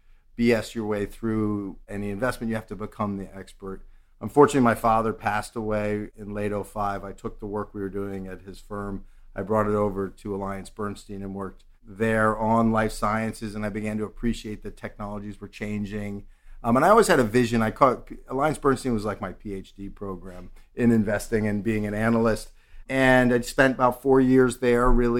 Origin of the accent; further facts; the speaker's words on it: New York City, New York, United States; I'm a native New Yorker. I grew up on the Upper West Side